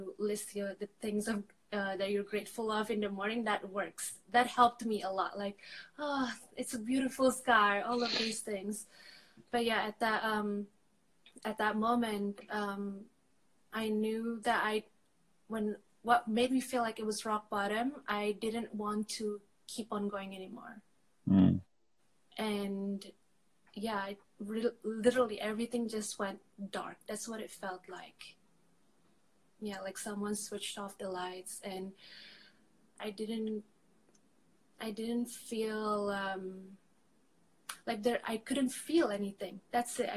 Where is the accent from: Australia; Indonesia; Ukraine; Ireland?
Indonesia; Jakarta; also born or lived in Angola / Madrid, Spain; now in Barcelona, Spain; I'm originally from Jakarta